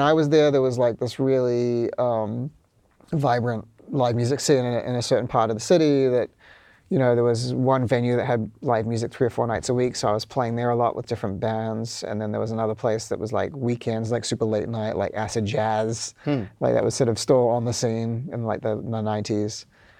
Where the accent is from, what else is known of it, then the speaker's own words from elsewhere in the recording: Auckland, New Zealand; moved away as an adult; also born or lived in Wellington, New Zealand; now in New York, United States; I'm from Auckland.